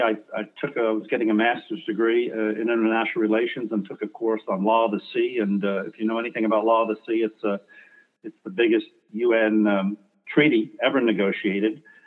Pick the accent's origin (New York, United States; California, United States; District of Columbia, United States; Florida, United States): New York, United States; New York City; moved away as an adult; I was bro- born in Brooklyn, New York